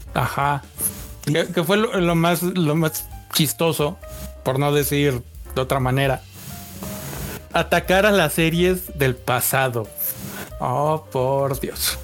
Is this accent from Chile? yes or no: no; Mexico